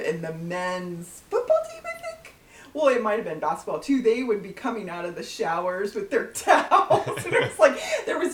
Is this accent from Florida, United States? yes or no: no; Southern California, United States; moved away as an adult; also born or lived in Corvallis, Oregon / Spain / Malaysia / Bangkok; I was from California